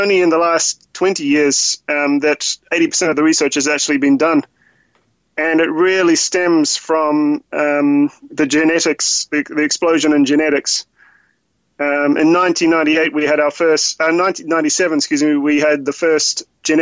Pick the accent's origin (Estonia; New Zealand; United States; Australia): New Zealand; moved away; I'm originally from New Zealand